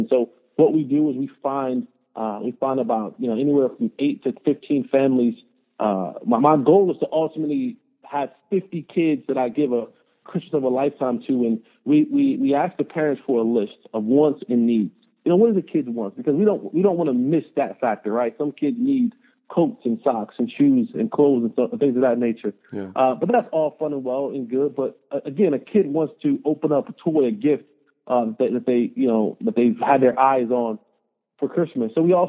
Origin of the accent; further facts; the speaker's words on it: Roselle, New Jersey, United States; as someone who comes from a very poor background, I grew up in Roselle, New Jersey. I'm the middle of three boys, and we were raised by my grandmother. And my grandmother made less than $40,000 a year.